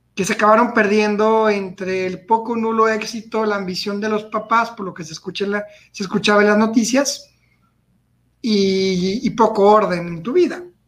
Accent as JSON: {"language": "Spanish", "country": "Mexico", "said": "como mexicano, como chivermano"}